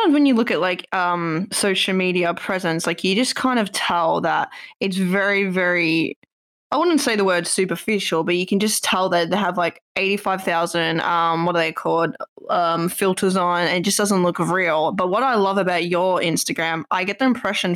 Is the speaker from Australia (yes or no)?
yes; Australia; moved away; I'm from Australia